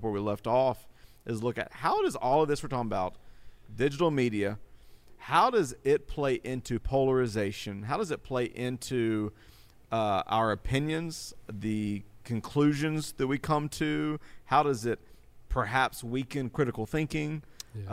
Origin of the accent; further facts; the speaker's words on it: Greenville, South Carolina, United States; Greenville, South Carolina, my hometown